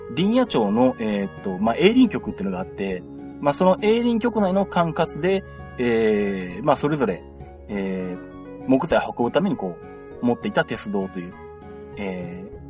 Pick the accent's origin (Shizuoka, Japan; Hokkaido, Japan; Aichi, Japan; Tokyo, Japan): Aichi, Japan; Nagoya; 私名古屋出身